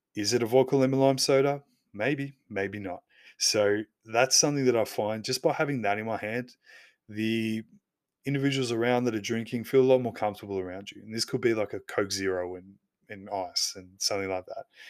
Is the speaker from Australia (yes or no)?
yes; Australia; I'm Aussie